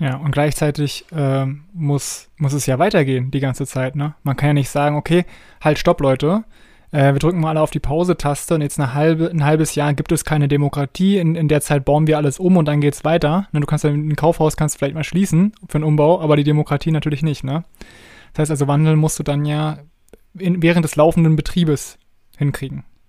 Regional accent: Germany; bei uns in Deutschland

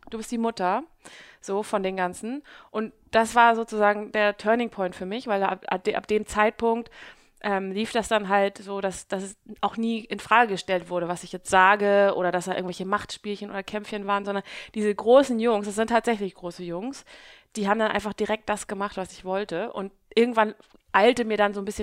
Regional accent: Hamburg, Germany; now in Southern Germany; Äh, ja, ich bin gebürtige Hamburgerin und ähm, bin schon mein ganzes, meine ganze Jugend und mein ganzes Erwachsenenalter hier in Hamburg gewesen

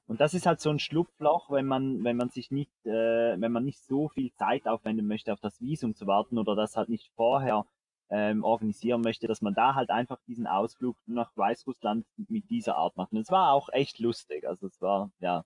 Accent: Switzerland; bei uns in der Schweiz

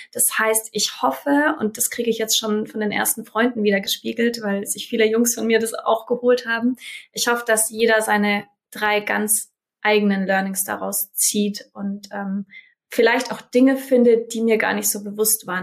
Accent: Germany; ich bin in Deutschland geboren

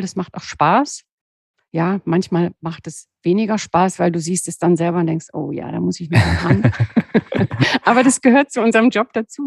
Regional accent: Southern Black Forest, near the Swiss border, Baden-Württemberg, Germany; moved away; also born or lived in Cologne / Berlin; Ich bin ja nur ein, ein Südschwarzwaldkind. Ich bin ja an der Schweizer Grenze geboren im Südschwarzwald und habe eigentlich immer so Berge um

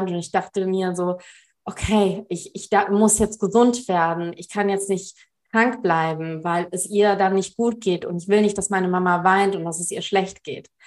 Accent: Germany; born there; Also ich bin in Deutschland geboren.

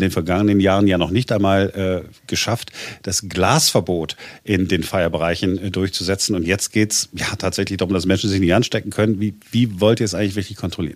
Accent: Duisburg, North Rhine-Westphalia, Germany; now in Berlin, Germany; ich komme aus Duisburg, das ist, da ist auch, ist auch eine Karnevalshochburg

